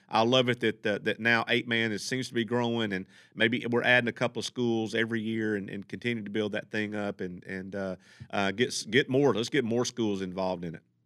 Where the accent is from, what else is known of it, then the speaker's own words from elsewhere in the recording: Texas, United States; moved away; I'm from Texas where they play six man